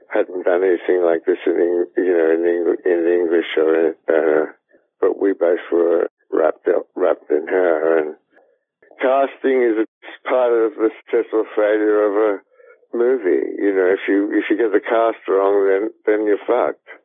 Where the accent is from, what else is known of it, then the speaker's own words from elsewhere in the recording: Australia; I'm Australian. I grew up in Australia